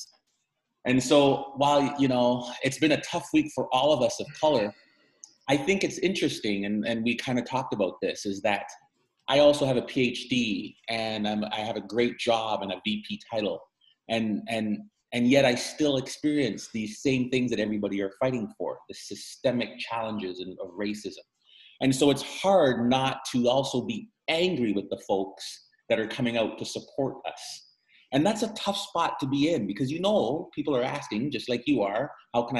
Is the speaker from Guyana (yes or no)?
yes; Guyana; also born or lived in Missouri, United States; now in Canada; I'm a man from the Caribbean. I was born in Guyana, South America, and I identify as a Caribbean man.